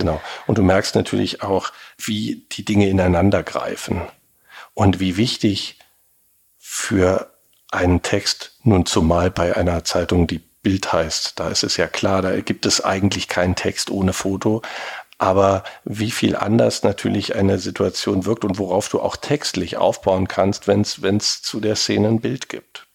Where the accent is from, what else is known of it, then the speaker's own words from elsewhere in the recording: Berlin, Germany; gebürtiger Berliner